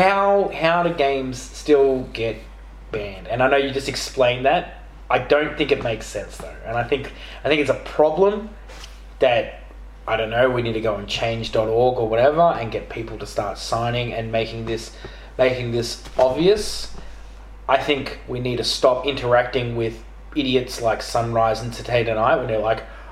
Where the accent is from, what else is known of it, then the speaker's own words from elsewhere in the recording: Australia; We're Australian